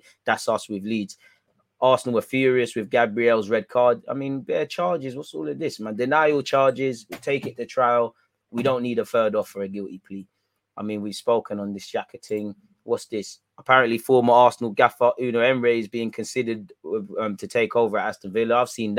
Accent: Portugal; English is a second language; moved away as an adult; No, I come from Portugal and bring the sun.

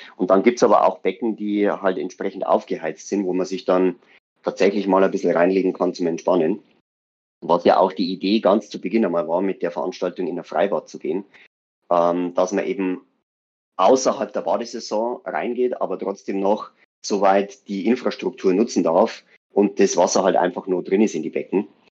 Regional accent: Weiden, Bavaria, Germany; bei uns in Weiden

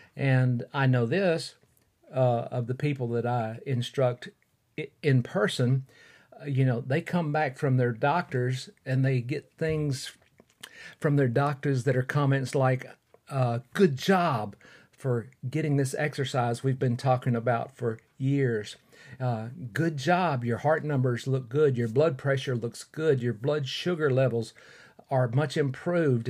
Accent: Fort Payne, Alabama, United States; recording in my hometown of Fort Payne, Alabama

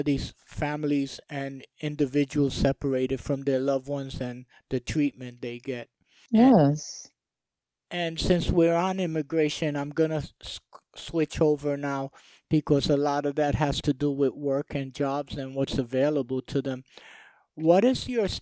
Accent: New York, United States; I grew up in New York

